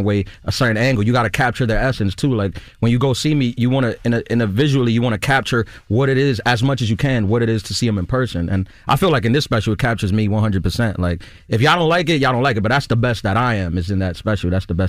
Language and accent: English; New York, United States; especially in my hometown, I'm from New York, like a New York audience, I was pretty confident that it would go well.